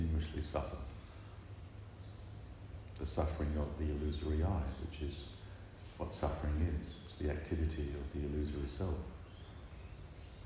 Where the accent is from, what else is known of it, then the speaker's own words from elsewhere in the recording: Manchester, North West England, United Kingdom; I was born in England, I grew up in Manchester.